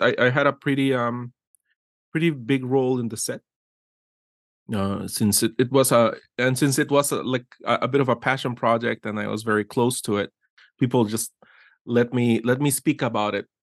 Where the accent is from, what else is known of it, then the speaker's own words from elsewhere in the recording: Guatemala; moved away as an adult; I was born in Guatemala and I grew up there for thirty years